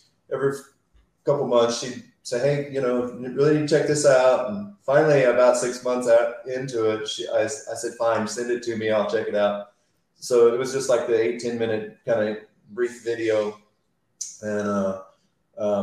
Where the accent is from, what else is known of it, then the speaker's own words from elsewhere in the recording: rural Missouri, United States; I grew up locally here in rural Missouri